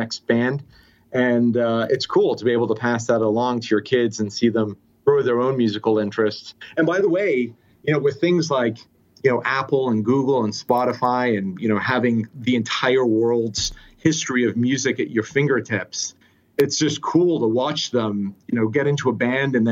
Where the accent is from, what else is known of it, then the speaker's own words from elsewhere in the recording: Cardiff, Wales, United Kingdom; also born or lived in Swansea / Oklahoma; now in United States; I was born in Swansea, raised in Cardiff, Wales, and then moved to the US in the early 90s.